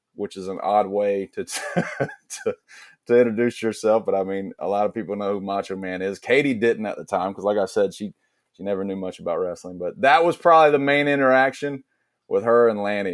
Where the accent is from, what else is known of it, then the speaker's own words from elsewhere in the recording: Blackshear, Georgia, United States; accent: Southern; I'm originally from South Georgia from a small town called Blackshear, Blackshear Way Cross area